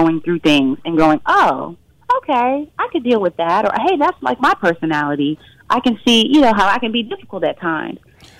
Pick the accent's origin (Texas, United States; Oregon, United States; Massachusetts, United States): Texas, United States; Fort Worth